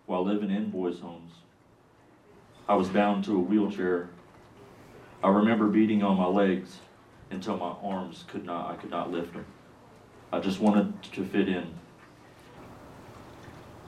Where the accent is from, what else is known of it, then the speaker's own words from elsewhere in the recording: Kansas City, Kansas, United States; now in Harrisonburg, United States; in Kansas City, Kansas